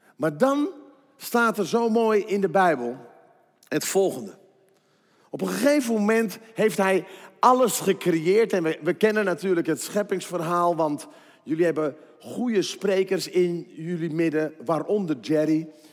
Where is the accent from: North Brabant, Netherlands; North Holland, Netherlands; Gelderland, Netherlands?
North Brabant, Netherlands; 's-Hertogenbosch; Ik kom uit Den Bosch en ik heb drie kinderen